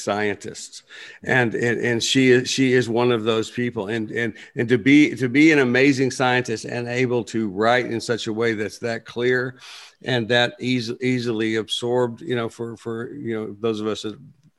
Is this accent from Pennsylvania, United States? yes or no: no; Plainview, Texas, United States; now in Nashville, United States; I grew up in Plainview, Texas, which is up between Lubbock and Amarillo in the panhandle